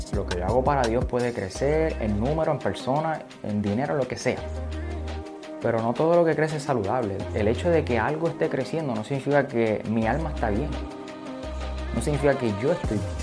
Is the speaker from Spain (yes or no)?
no; Aguadilla, Puerto Rico; yo soy de Aguadilla